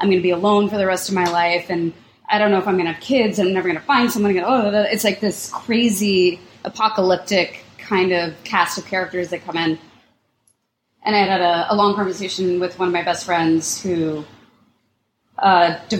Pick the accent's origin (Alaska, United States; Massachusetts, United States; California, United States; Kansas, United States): Kansas, United States; Lawrence; I grew up in Lawrence, Kansas, so the Jayhawks, and I was afraid of the mascot